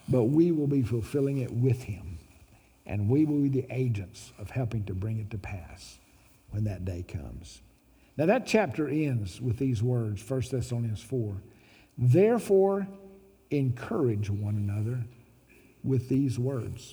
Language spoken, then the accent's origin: English; Little Rock, Arkansas, United States; Growing up in Little Rock, Arkansas